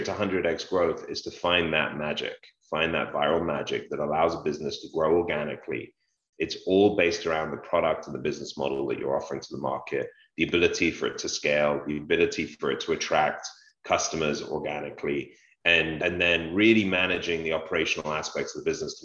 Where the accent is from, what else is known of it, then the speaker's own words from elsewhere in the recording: London, United Kingdom; Growing up in London